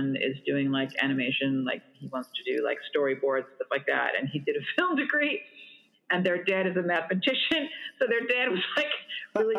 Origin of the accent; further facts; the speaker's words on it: New York, United States; I'm from New York